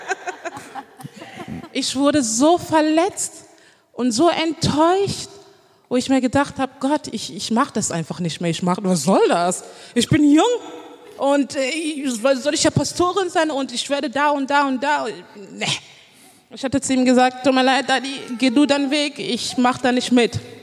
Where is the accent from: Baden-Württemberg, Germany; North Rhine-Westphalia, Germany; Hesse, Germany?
North Rhine-Westphalia, Germany; Düren; moved away as an adult; now in Cologne, Germany; ich bin eigentlich ähm, aus Düren. Ich habe da gelebt